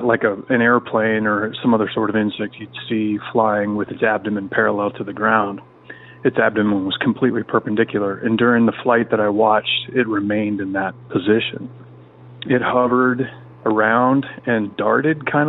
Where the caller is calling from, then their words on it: Central Washington State, United States; I'm calling from Central Washington State